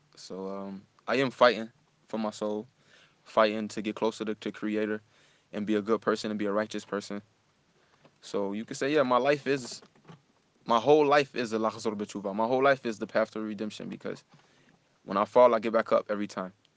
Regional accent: Israel; moved away; I was born and raised in Israel.

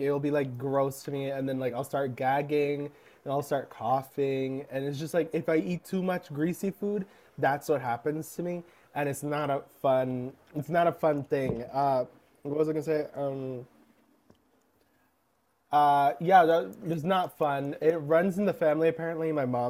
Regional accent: United States; I'm very American, unfortunately.

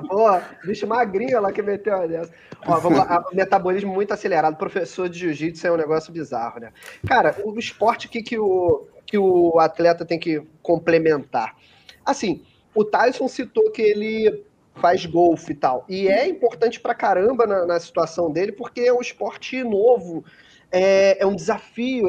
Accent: Rio de Janeiro, Brazil; Eu sou do Rio de Janeiro

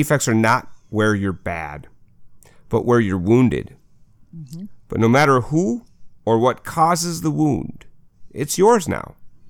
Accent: Minnesota, United States; accent: Minnesota; I have the worst Minnesota accent.

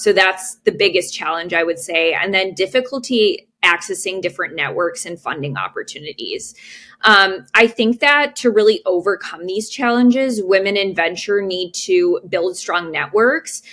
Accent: Chicago, Illinois, United States; I was born and raised in the Chicagoland area

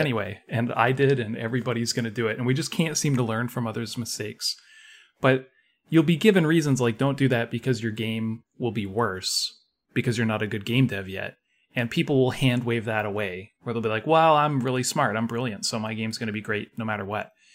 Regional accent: Canada; I'm, I'm Canadian

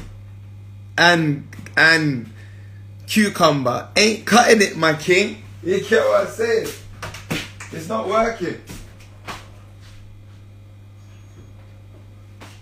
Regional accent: London, United Kingdom; I grew up in Northwest

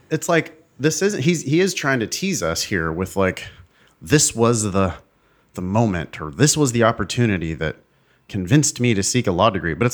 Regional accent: Arizona, United States; young professionals in my home state of Arizona. I accepted.

